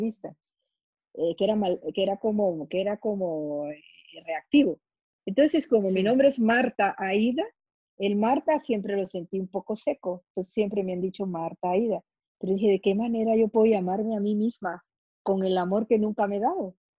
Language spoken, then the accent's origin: Spanish; Guatemala; yo soy guatemalteca